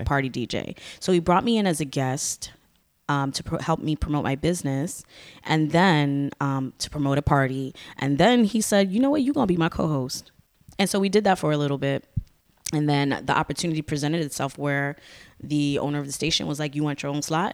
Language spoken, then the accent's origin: English; Bridgeport, Connecticut, United States; also born or lived in Stamford, Connecticut; I ended up growing up in Bridgeport.